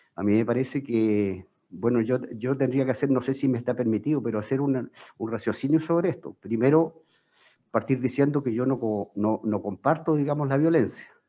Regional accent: Magallanes and Chilean Antarctica, Chile; Soy magallánico

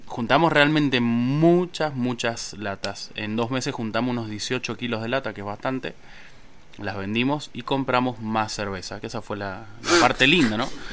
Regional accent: Mendoza, Argentina; nosotros somos oriundos de Mendoza

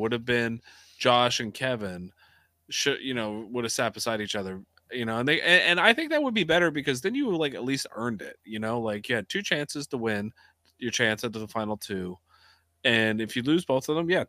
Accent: Canada

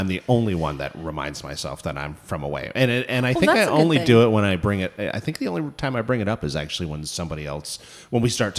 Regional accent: Toronto, Ontario, Canada; moved away; I'm from Toronto. Born and raised.

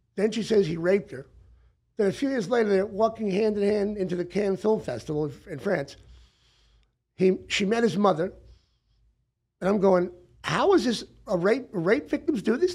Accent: Long Island, New York, United States; also born or lived in Brooklyn; now in Hollywood, United States; I'm a kid from Brooklyn, you know, grew up on Long Island

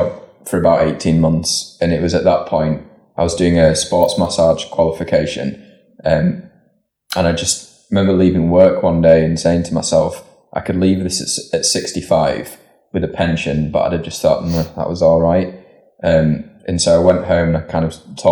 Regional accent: Leeds, Yorkshire and the Humber, United Kingdom; raised in North Leeds.

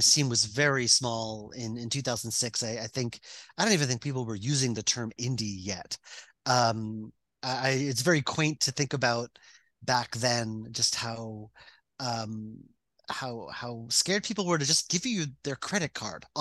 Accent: Long Island, New York, United States; I grew up on Long Island.

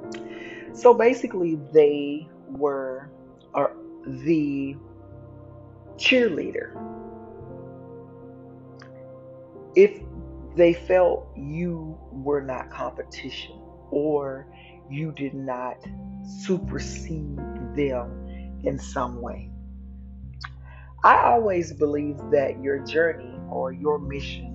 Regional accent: Dallas, Texas, United States; accent: southern; You'll hear some words sometimes come out a little southern because I am from Dallas, Texas

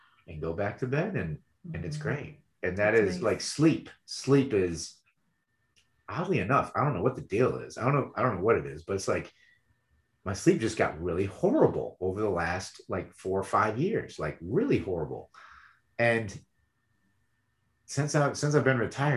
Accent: Michigan, United States; moved away; I was born and raised in Michigan

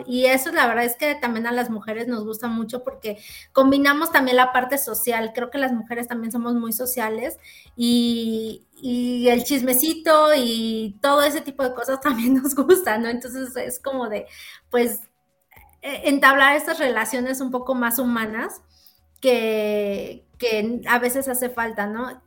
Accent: Mexico; como ciudadanos, como mexicanos

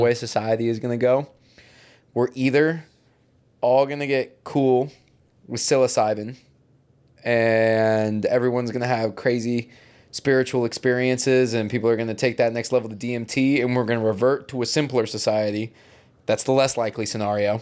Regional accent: United States; being American

